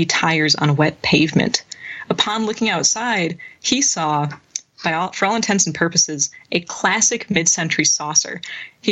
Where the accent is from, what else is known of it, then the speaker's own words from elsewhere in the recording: Wisconsin, United States; my home state of Wisconsin